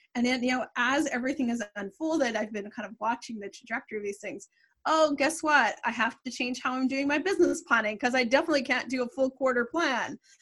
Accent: Canada; I'm Canadian

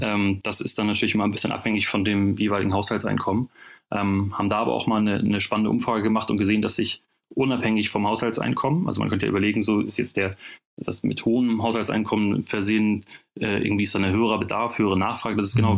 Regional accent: Northern Germany, Germany; kommen wir nicht nur alle aus dem Banking, sondern auch aus dem hohen Norden

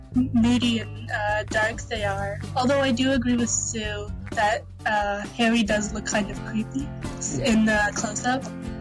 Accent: Canada; I'm from Canada.

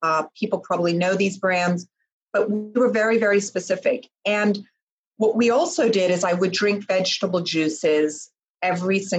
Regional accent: Switzerland; I was born in Switzerland.

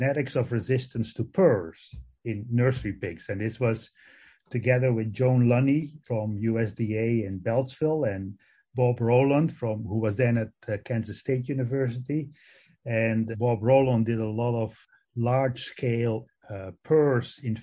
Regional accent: Netherlands; English is a second language; moved away as an adult; also born or lived in Madison, Wisconsin / Guelph, Canada; now in Ames, United States; I actually grew up in on a mixed crop and dairy farm in the Netherlands. That's where my accent comes from

